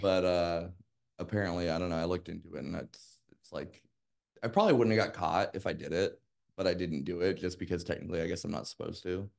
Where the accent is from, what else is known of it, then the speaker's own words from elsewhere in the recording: Las Vegas, Nevada, United States; I grew up in Las Vegas